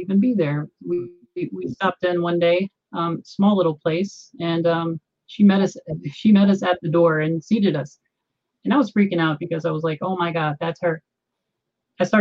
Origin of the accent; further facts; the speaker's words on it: Southern Virginia, United States; also born or lived in Los Angeles; now in Denver, United States; I grew up in Southern Virginia